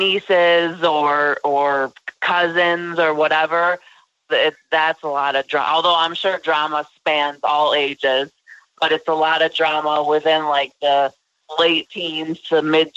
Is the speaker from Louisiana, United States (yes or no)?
no; Chicago, Illinois, United States; now in Las Vegas, United States; I live in Sin City. I'm from Chicago.